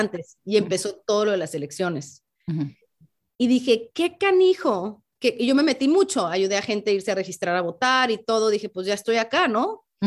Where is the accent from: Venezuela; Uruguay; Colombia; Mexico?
Mexico; Tijuana, Baja California; also born or lived in San Diego, California, United States; aunque yo sí nací del lado americano de la frontera, yo nací en San Diego, eh, crecí toda la vida en Tijuana.